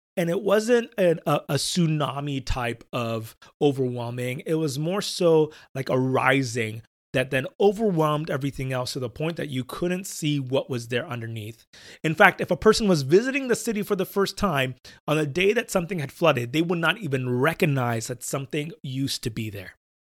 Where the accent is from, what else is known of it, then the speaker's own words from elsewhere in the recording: Pittsburgh, Pennsylvania, United States; now in Southern California, United States; growing up in Pittsburgh, I was very familiar with flooding because it rained so often